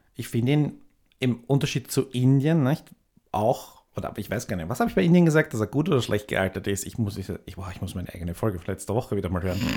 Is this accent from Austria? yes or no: yes; Austria; bei mir in meiner Heimatgemeinde, die ja nicht so weit weg ist von, von Wien